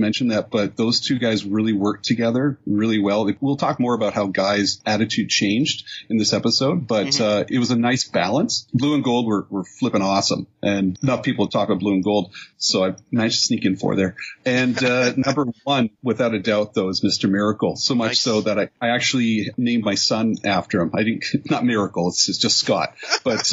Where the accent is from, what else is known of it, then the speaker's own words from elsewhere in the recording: Canada; I'm the Canadian